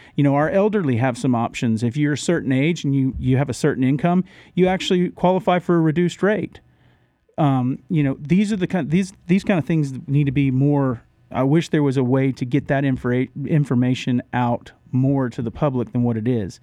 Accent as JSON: {"language": "English", "town": "Orlando", "region": "Florida", "country": "United States", "tie": "born or raised there", "also_born_or_lived": "Randleman, North Carolina / Huntersville, North Carolina", "moved": "as an adult", "lives_now": "Mooresville, United States", "said": "born and raised in Orlando"}